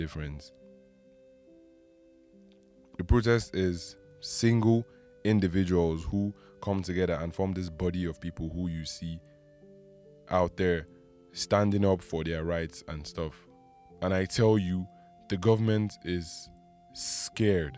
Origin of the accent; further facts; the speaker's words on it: Nigeria; as a Nigerian